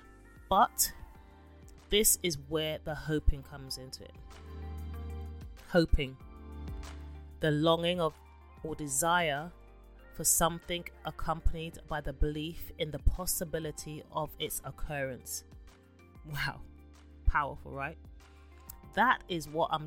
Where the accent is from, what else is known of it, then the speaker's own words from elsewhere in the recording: London, United Kingdom; born and raised in London